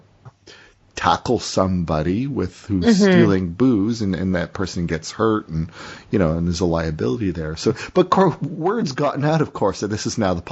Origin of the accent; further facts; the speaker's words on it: Burlington, Ontario, Canada; My hometown, my town, you know, Burlington, Metric Burlington